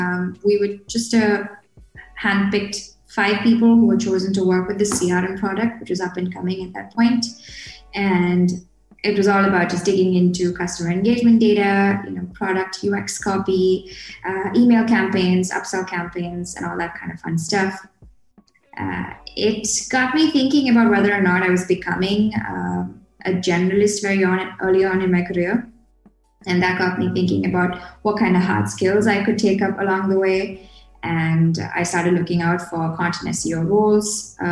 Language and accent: English; Kerala, India; I'm based out of India at the moment. This is where I was born and brought up. I'm from Kerala. It's this state down south. I like to describe it as a more crowded version of Hawaii.